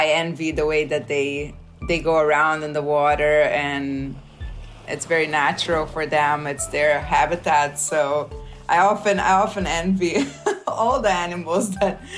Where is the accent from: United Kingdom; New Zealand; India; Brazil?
Brazil; Rio de Janeiro; now in Nazaré, Portugal; I was born in Rio de Janeiro, Brazil.